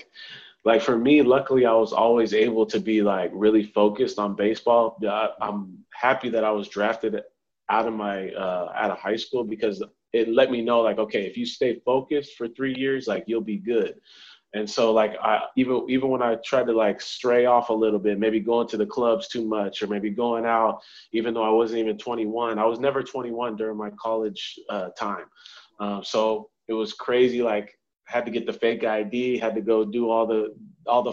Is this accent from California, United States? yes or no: yes; San Diego, California, United States; I grew up in San Diego, California, grew up playing baseball